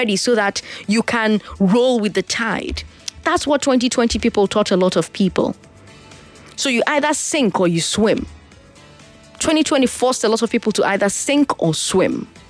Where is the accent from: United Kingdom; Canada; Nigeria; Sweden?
Nigeria; As a Nigerian woman who MCs events, weddings, dinners, luncheons